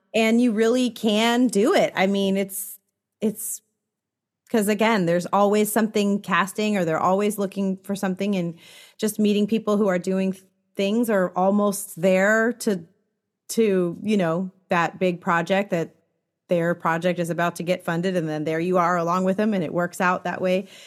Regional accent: San Francisco Bay Area, California, United States; now in Los Angeles, United States; I'm from the San Francisco Bay Area, so not too far, but definitely a world away still.

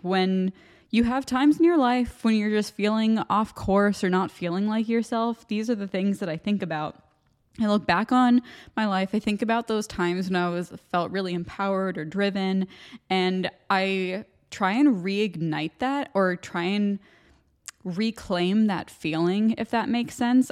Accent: United States; accent: American; moved away as an adult; now in Ireland; my American accent

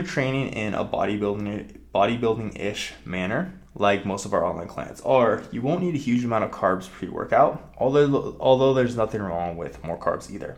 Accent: Nebraska, United States; I'm from Nebraska

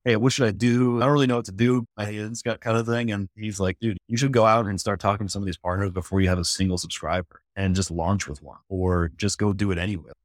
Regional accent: Michigan, United States; now in Charlotte, United States; I was born in Michigan, came down, I'm in Charlotte, North Carolina now, and so I've been here for, this August would be sixteen years

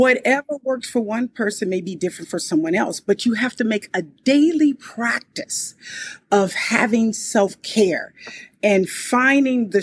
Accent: Compton, California, United States; I was born and raised in Compton, California

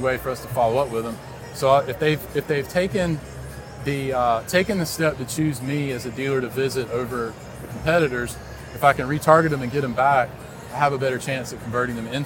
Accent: Raleigh, North Carolina, United States; I grew up in Raleigh

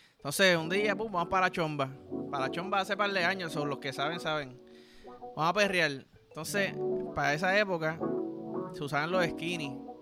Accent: Puerto Rico; como somos aquí los boricuas

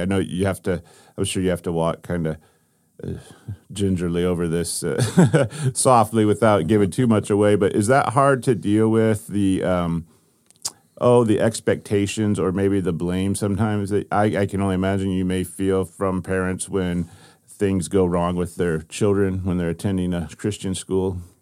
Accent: Ohio, United States; I grew up in Ohio

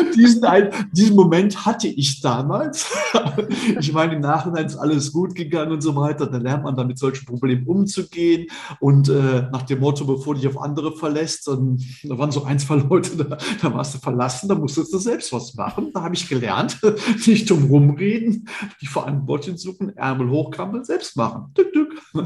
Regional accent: Cologne, North Rhine-Westphalia, Germany; moved away as an adult; now in Idstein, Germany; ich bin Kölner Junge, ich bin in Köln geboren

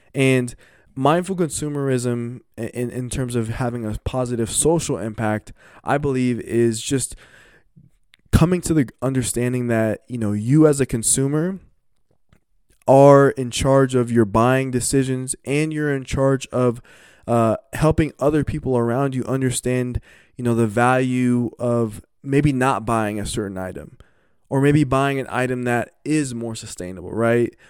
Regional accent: Colorado, United States; growing up in Colorado

